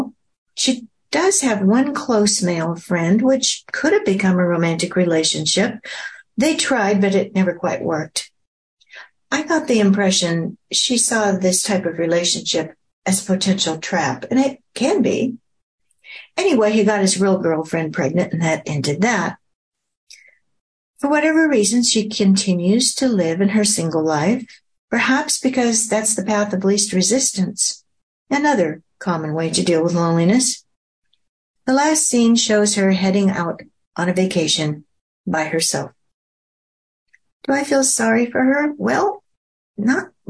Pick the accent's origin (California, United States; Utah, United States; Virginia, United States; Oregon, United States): Oregon, United States; now in Kingwood, United States; my home state of Oregon